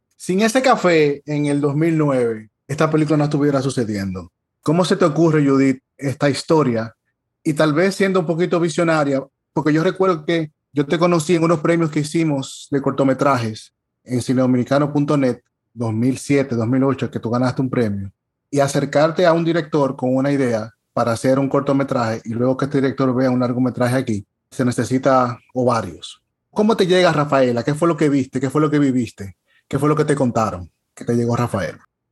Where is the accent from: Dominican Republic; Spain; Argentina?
Dominican Republic; Nosotros como dominicanos